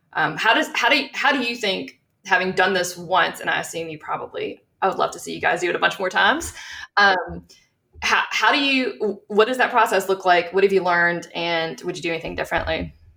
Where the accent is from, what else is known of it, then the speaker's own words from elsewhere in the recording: South Louisiana, United States; also born or lived in Colorado; growing up in South Louisiana